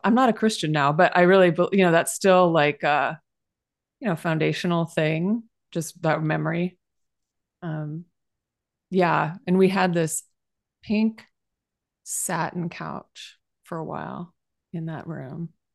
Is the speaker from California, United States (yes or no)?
yes; San Jose, California, United States; moved away; I'm from San Jose